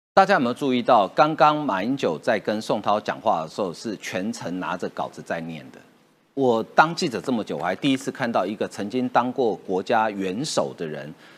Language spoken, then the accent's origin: Chinese; Taiwan; 我台湾人啊